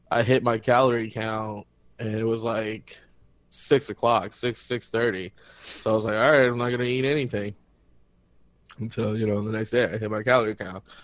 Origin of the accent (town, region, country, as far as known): United States